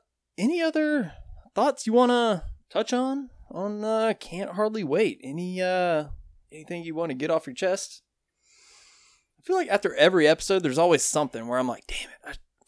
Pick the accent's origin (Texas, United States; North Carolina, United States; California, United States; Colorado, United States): North Carolina, United States; Kinston; my hometown of Kinston, North Carolina.